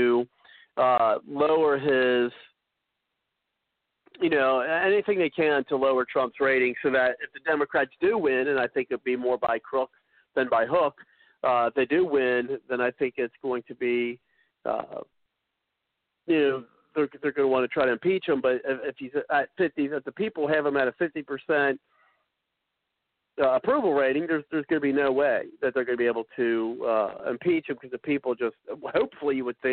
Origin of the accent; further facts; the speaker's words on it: Ohio, United States; I'm from Ohio